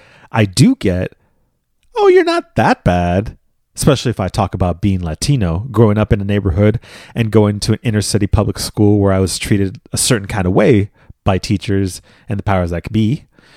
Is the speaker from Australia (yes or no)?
no; Philippines; I could just, in some circumstances, say, I'm Filipino.